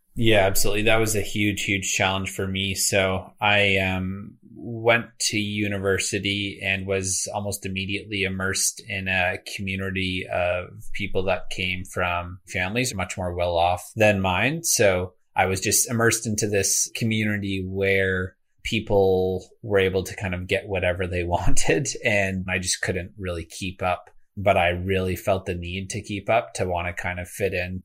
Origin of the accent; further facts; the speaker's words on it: greater Toronto area, Ontario, Canada; I actually grew up in kind of the greater Toronto area as well as a small town an hour east of this city, uh, for about a decade.